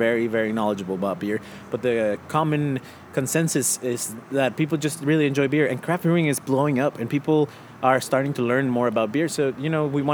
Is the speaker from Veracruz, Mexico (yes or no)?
no; Cuernavaca, Morelos, Mexico; moved away; also born or lived in New Mexico, United States; It's like more than 1 million people, Cuernavaca